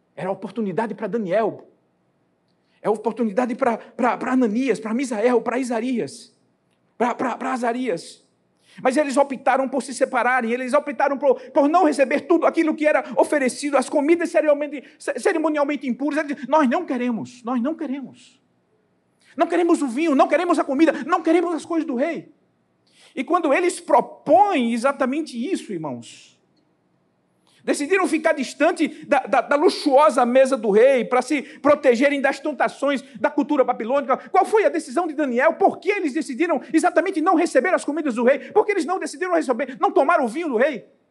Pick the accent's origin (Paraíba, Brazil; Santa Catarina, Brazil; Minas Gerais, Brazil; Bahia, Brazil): Paraíba, Brazil; Campina Grande; moved away as an adult; now in São Paulo, Brazil; Eu moro em São Paulo, mas vocês vão notar pelo sotaque, eu nasci em Campina Grande da Paraíba. E há 12 anos moro em São Paulo.